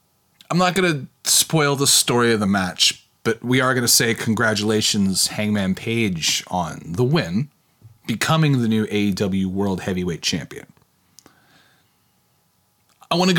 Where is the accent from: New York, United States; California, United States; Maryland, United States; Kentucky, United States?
Kentucky, United States; I grew up in Kentucky